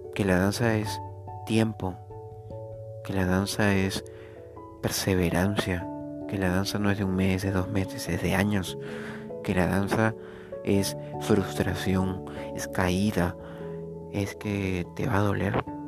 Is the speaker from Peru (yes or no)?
yes; Peru; en mi país, en Perú, donde vivo